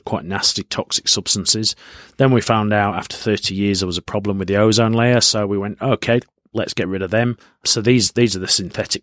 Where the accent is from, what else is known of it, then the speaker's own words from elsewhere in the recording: Yorkshire and the Humber, United Kingdom; now in Australia; I'm from Yorkshire in the north of England